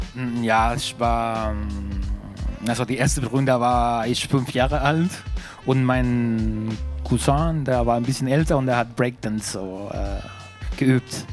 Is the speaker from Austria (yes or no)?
no; Santiago, Santiago Metropolitan Region, Chile; German is a second language; moved away; ich komme aus Recoleta, heißt